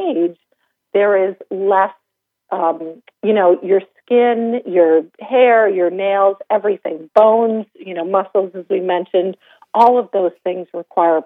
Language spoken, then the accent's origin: English; Vermont, United States; I grew up in Vermont